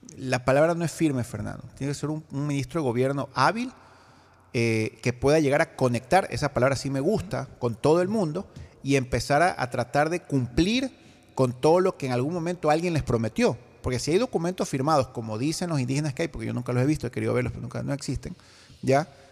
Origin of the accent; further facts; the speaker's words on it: Guayaquil, Guayas, Ecuador; como guayaquileños, como ecuatorianos